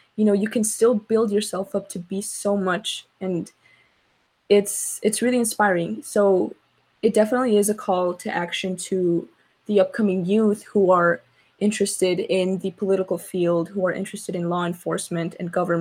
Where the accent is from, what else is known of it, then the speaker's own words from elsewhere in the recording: Chicago, Illinois, United States; I grew up in Little Village, but I had a lot of family in Pilsen